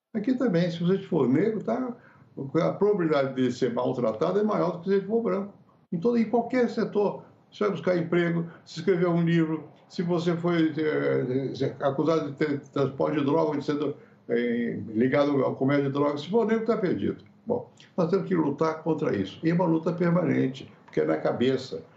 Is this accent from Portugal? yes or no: no; Brazil; sendo brasileiro, aqui no Brasil